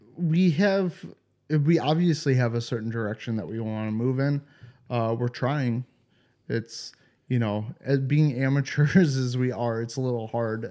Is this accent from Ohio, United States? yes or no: yes; Cleveland, Ohio, United States; moved away as an adult; now in Europe; I come from Cleveland